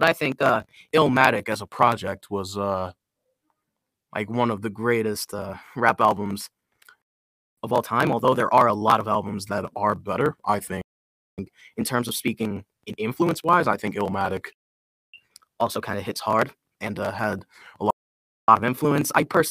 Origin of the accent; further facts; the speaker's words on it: Ohio, United States; also born or lived in Kentucky / West Virginia; I was born in Kentucky. I lived in West Virginia for the first couple of years of my life. Then I moved to Ohio, where I've been for the majority of my life.